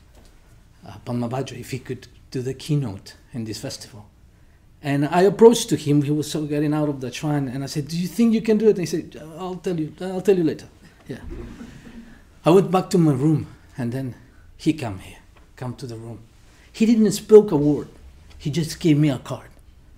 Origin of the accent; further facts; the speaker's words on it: Mexico; moved away; I'm originally from Mexico